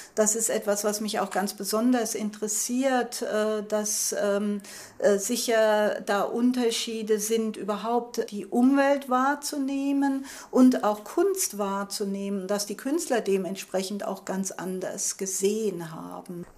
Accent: Germany; moved away as an adult; now in Taiwan; ich komme aus Deutschland

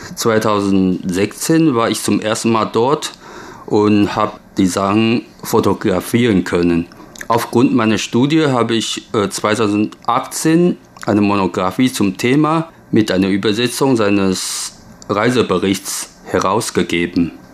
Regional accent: Taiwan; German is a second language; also born or lived in Germany; Erst mit 42 habe ich mich zum ersten Mal so gründlich über meine eigene Heimat informiert

